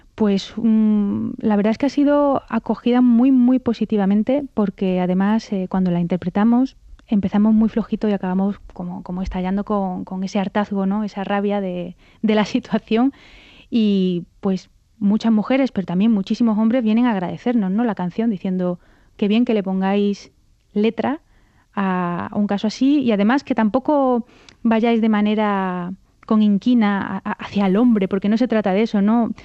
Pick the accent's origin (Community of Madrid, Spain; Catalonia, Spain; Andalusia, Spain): Andalusia, Spain; Córdoba; moved away as an adult; now in Brussels, Belgium; aprendí el piano, bueno, pues en el conservatorio en Córdoba, que es de donde yo soy